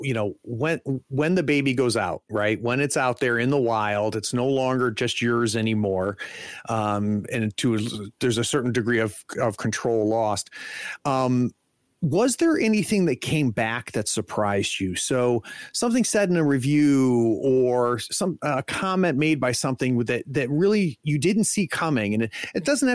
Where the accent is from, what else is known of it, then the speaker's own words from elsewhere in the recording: United States; As an American